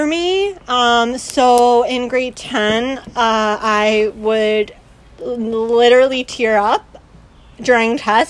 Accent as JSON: {"language": "English", "town": "London", "region": "Ontario", "country": "Canada", "tie": "born or raised there", "lives_now": "Toronto, Canada", "said": "A fun fact about me is that I'm actually from London. I lived there till I was almost 10."}